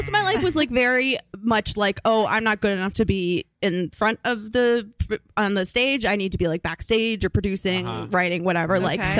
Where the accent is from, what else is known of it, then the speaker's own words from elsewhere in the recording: Arlington, Massachusetts, United States; moved away as an adult; now in New York, United States; I was born in Massachusetts. And then I was also raised in Massachusetts.